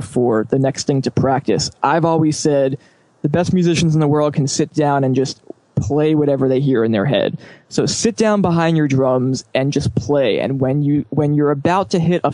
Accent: New York City, New York, United States; growing up in New York at a good time

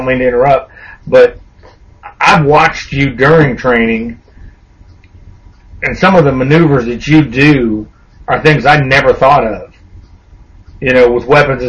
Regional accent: Los Angeles, California, United States; now in Northeast Texas, United States; me and Super Dave, we both grew up in the suburbs of Los Angeles

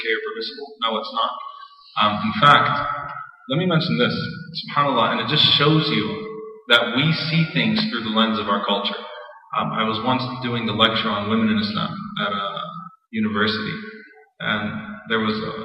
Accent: United States; I'm an American too. I grew up in this country.

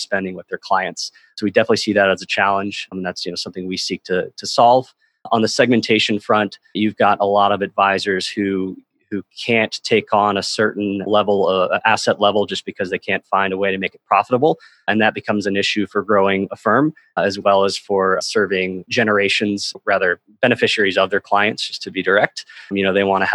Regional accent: North Carolina, United States; I'm a big golfer growing up in North Carolina

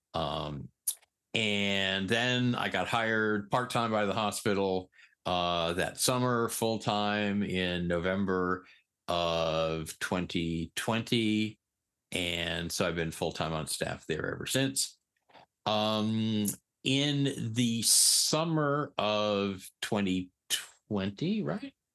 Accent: Eastern Connecticut, United States; moved away as an adult; also born or lived in New York City / San Francisco / Hawaii; I was born in New York City. When I was nine, we moved to Eastern Connecticut. I was really fortunate. We grew up, I grew up on the beach

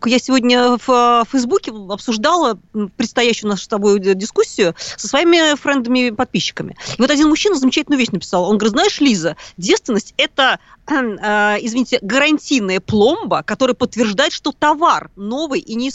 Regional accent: Abakan, Khakassia, Russia; Девушки, я только не из Москвы, я из города Абакана.

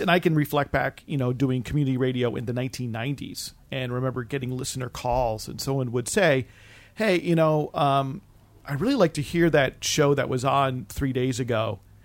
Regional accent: East Coast, United States; I have some recollections from growing up on the East Coast and traveling a lot to that area

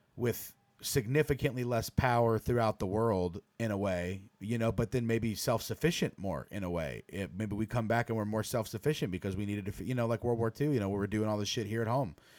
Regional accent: United States; as an American

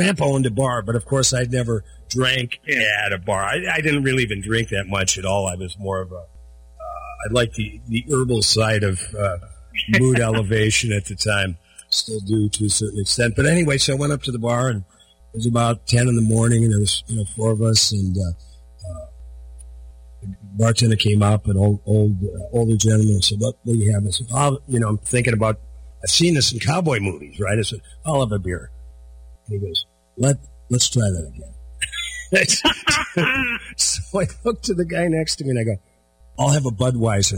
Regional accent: Minnesota Iron Range, United States; moved away; Pauli Met, which is just a little bit east of my hometown

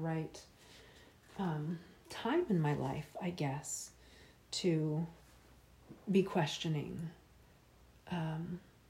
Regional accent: Tallahassee, Florida, United States; I grew up in Tallahassee, Florida, which is the Deep South, from about 1987 until the year 2000

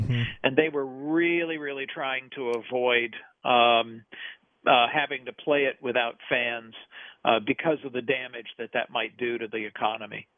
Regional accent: Nashville, Tennessee, United States; I was growing up in Nashville

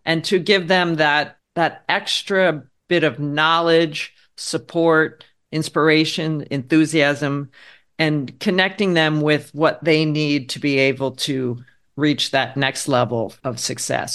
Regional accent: Harrisburg, Pennsylvania, United States; moved away as an adult; also born or lived in Philadelphia / New York City; I grew up in Pennsylvania.

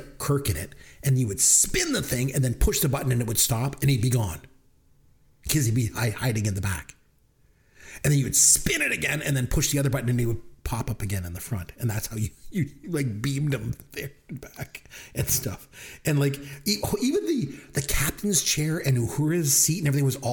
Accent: Canada; I'm Canadian

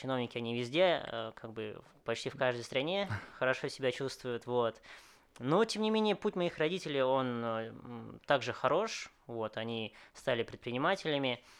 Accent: Moscow, Russia; born there; Вот, я родился в Москве, считаю себя, как уже сказал, вьетнамцем, да, но, естественно, с некоторыми там русскими

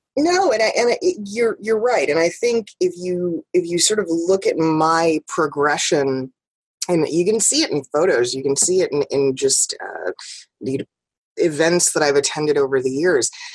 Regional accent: New York, United States; moved away; also born or lived in West Coast; I'm still very much a New Yorker. That that New York drive, that New York hustle, has never left me

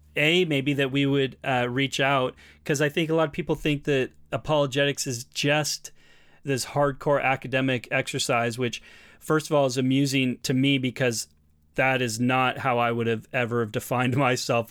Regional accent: Portland, Oregon, United States; also born or lived in British Columbia; now in Canada; I'm from Portland, Oregon

